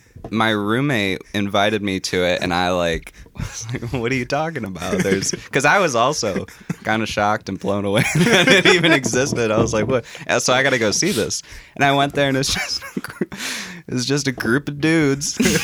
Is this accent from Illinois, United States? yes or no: yes; Chicago, Illinois, United States; I'm from Chicago, Illinois.